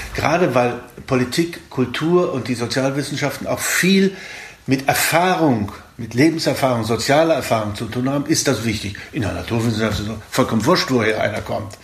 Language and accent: German; Thuringia, Germany; moved away as an adult; also born or lived in Wrocław (Breslau), Poland / Berlin; Ich bin in Breslau geboren, äh, der damaligen Hauptstadt Schlesiens, und durch die Vertreibung sind wir in Thüringen gelandet